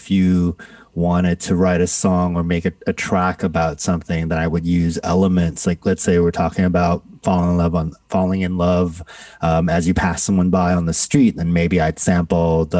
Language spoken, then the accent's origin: English; Toronto, Ontario, Canada; also born or lived in Singapore; now in New York, United States; I grew up in Singapore, born in Singapore, grew up in Canada, Toronto, Canada